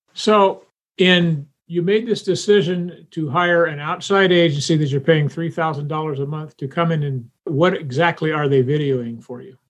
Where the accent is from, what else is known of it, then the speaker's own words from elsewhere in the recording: Union, South Carolina, United States; I grew up in Union City, South Carolina